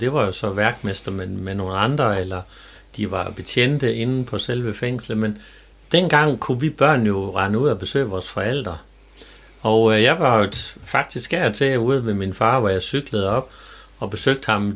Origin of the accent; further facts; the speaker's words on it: Jerup, North Denmark Region, Denmark; also born or lived in Skærum; jeg er født og opvokset øh, ikke ret langt her fra Strandby, nemlig i Jerup.